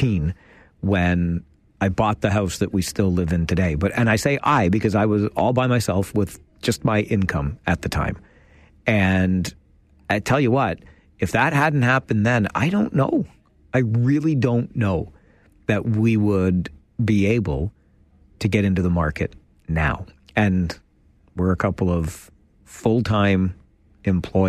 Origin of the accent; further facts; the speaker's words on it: Kitchener, Ontario, Canada; So I was a North Ward boy back in the day, and we moved from North Ward over to not far from the Kitchener Memorial Auditorium.